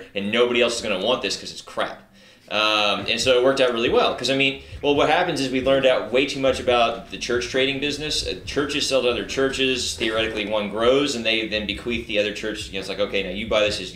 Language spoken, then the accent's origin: English; Spring, Texas, United States; I grew up in the Spring Klein area